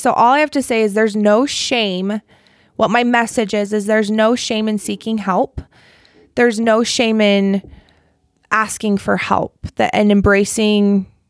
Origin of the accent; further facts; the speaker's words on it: Provo, Utah, United States; Good old Provo. Okay. Still live in Provo.